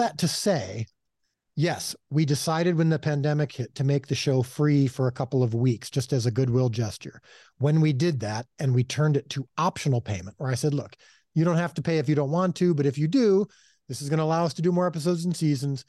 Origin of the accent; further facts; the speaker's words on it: Chicago, Illinois, United States; now in Texas, United States; I miss my, uh, Chicago heritage